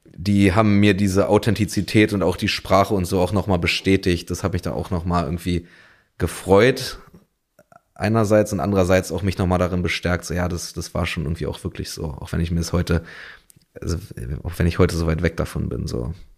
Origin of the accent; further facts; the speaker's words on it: Berlin, Germany; also born or lived in Mettingen; dann ist mein Vater quasi mit uns drei Kindern zurück nach Berlin